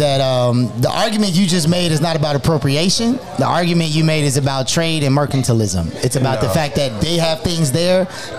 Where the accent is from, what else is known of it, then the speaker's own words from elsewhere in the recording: Maywood, United States; I know I'm from Maywood.